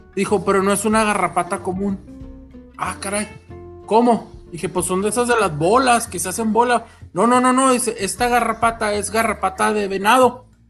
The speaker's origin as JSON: {"language": "Spanish", "country": "Mexico", "said": "Somos mexicanos"}